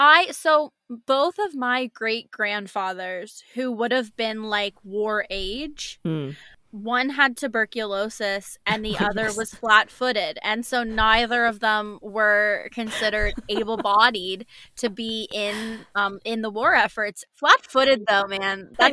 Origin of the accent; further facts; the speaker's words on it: Canada; as a Canadian who did like Canadian history